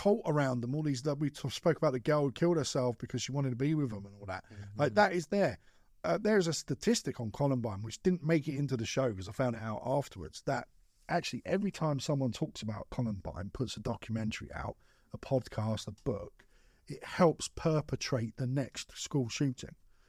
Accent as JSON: {"language": "English", "region": "London", "country": "United Kingdom", "said": "I love London. I'm from London, right?"}